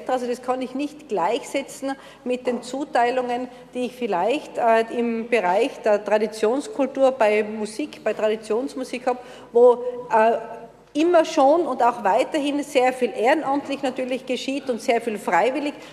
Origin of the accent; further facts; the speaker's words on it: Innsbruck, Tyrol, Austria; Und man hat als Innsbrucker den Luxus, dass man fast tagtäglich aus diesen ganz verschiedenen Bereichen wählen kann.